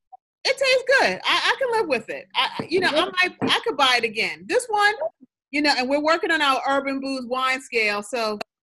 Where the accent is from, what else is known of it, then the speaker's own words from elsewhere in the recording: New York City, New York, United States; I'm from the Bronx.